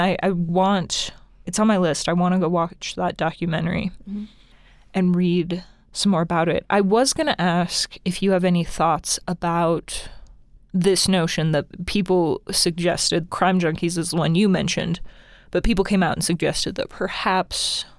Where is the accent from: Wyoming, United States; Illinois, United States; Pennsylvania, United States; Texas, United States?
Wyoming, United States; Because we're from Wyoming.